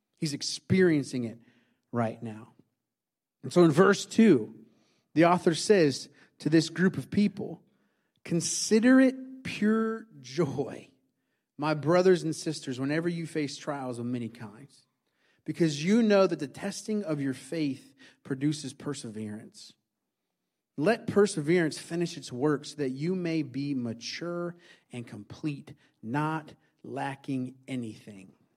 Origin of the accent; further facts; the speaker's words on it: Indiana, United States; moved away; I grew up in Indiana